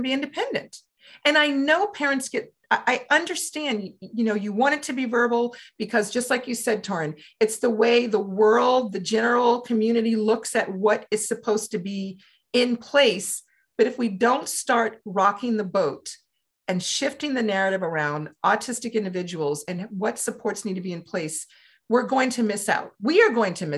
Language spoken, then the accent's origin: English; Louisiana, United States; when I grew up in Louisiana